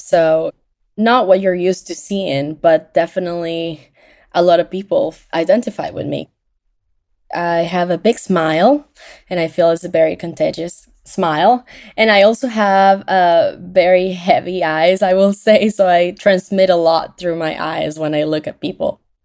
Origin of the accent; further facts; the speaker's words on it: Venezuela; now in Orlando, United States; I am from Venezuela, and I live in Orlando, Florida